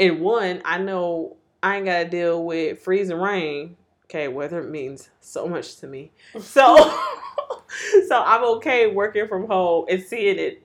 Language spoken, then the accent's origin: English; Milwaukee, Wisconsin, United States; moved away as an adult; I grew up in Milwaukee